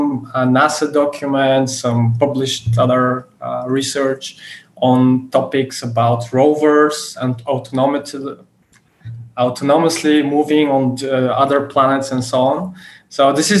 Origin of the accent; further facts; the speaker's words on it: Bulgaria; I'm from Bulgaria